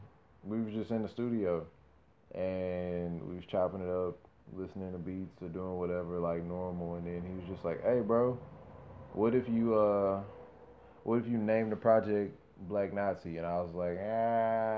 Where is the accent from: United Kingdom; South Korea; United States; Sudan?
United States; Fort Worth, Texas; I'm hailing from Fort Worth, Texas